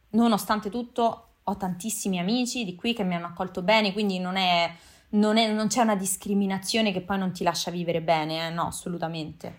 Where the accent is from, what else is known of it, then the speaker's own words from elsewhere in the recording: Rome, Lazio, Italy; moved away as an adult; also born or lived in Japan / United States; now in Canary Islands, Spain; Io sono di Roma